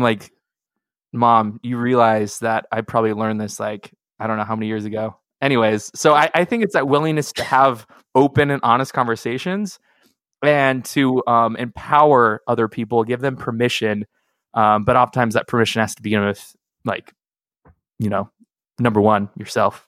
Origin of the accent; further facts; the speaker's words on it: Seattle, Washington, United States; I grew up in Seattle